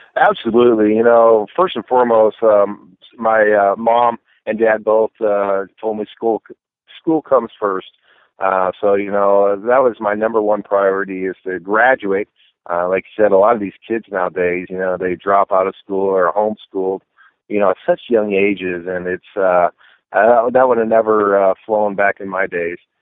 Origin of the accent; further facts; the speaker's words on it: Northern California, United States; I grew up in Northern California.